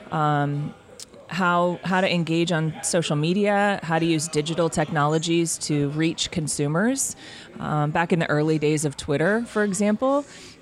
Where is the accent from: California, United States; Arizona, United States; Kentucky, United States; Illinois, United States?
Arizona, United States; Tucson; also born or lived in Washington State; I grew up in Tucson. I was born in Washington State. My parents divorced when I was seven, and mom, me, and my big brother all moved down to Tucson.